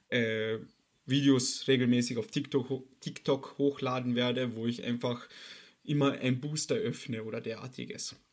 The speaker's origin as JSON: {"language": "German", "country": "Austria", "said": "weil leider Gottes nach dem letzten Lockdown bei uns in Österreich habe ich es geschafft"}